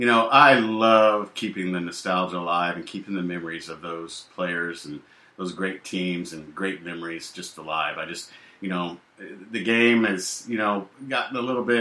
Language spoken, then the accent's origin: English; Indianapolis, Indiana, United States; I was born and raised in Indianapolis, Indiana